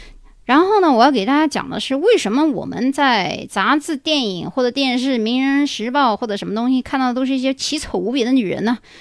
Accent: China; 当然了，我们中国人啊，亚裔一般看上去都比较年轻啊

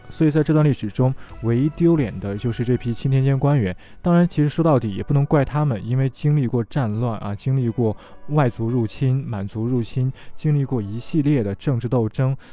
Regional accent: China; 我们中国人

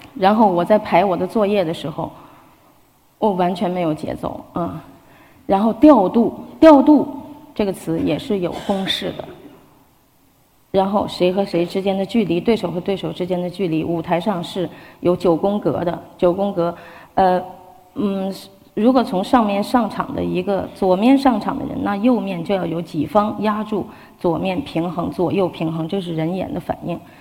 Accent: Beijing, China; 就是我是北京人

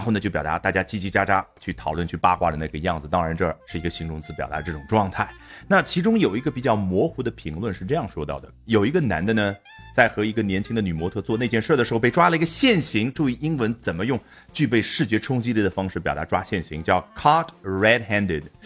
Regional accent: China; 我们中国人

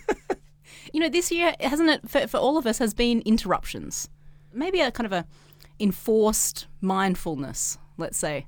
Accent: Australia; now in China; I'm Australian, but I'm not a resident of Australia

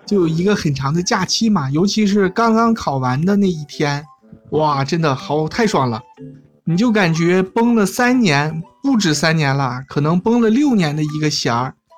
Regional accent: China; 我们中国

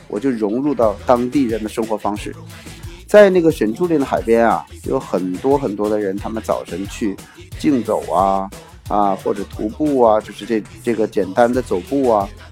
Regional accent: China; 我们中国人是比较注重下身的保护

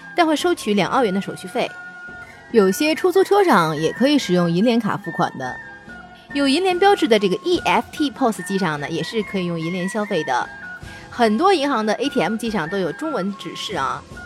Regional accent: China; 我们中国人特别喜欢逗小孩儿

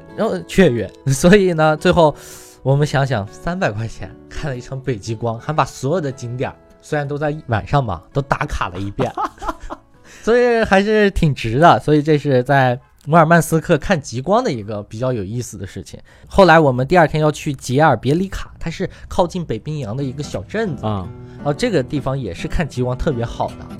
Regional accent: Inner Mongolia, China; 我出生在内蒙古，但是大家都接受的都是汉化的教育

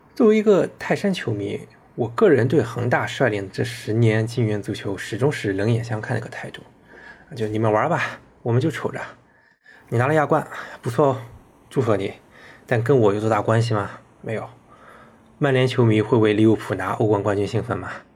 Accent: Shandong, China; 我很庆幸我是山东人，是一个泰山球迷

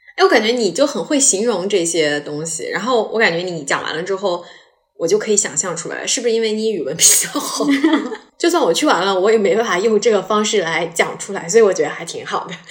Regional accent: Jiangsu-Zhejiang-Shanghai, Yangtze River Delta, China; 我是一个来自于江浙沪的人

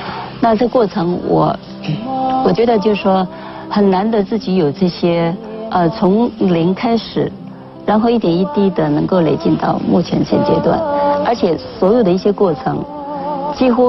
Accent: Daxi, Taoyuan, Taiwan; 大溪是我家乡

